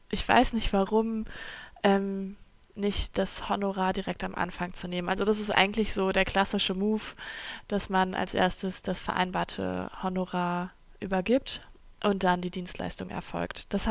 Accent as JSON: {"language": "German", "country": "Germany", "tie": "born or raised there", "first_language": "German", "said": "ich bin in Deutschland aufgewachsen und ähm, das ist meine Muttersprache."}